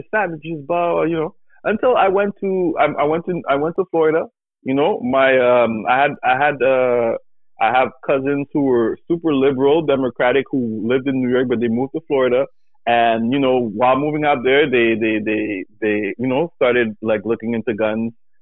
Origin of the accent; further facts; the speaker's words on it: Canada; as a Canadian